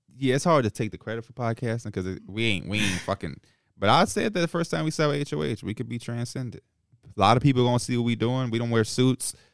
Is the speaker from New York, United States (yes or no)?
no; Chicago, Illinois, United States; as a Chicagoan who competed against Ja, Jabari Parker